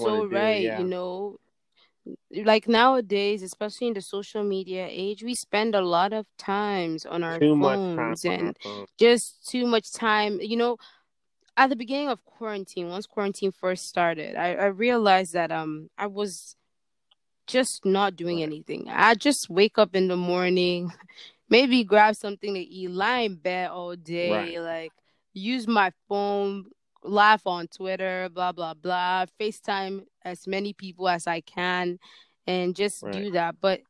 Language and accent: English; Nigeria; sometimes I feel like I'm not Nigerian enough for